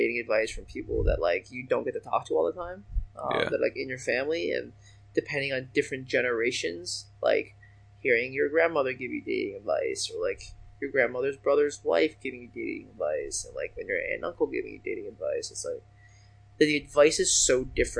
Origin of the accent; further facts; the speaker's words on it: China; born there; I was born in China. That's how I got mine.